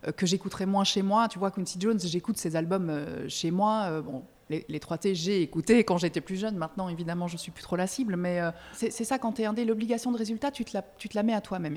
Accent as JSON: {"language": "French", "country": "Belgium", "moved": "as an adult", "lives_now": "France", "said": "je suis belge, parfois je, fais des belgicismes"}